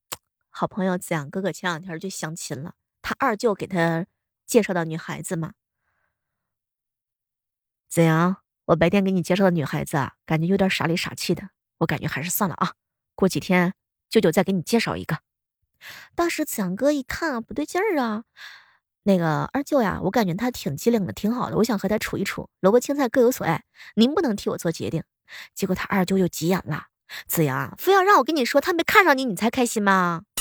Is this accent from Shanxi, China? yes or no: yes; Shanxi, China; 那作为一个山西人，为了挽留朋友，说过的最多的卑微的话